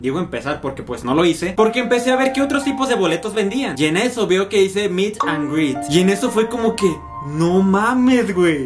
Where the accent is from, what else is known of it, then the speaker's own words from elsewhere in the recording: Saltillo, Coahuila, Mexico; Yo soy de Saltillo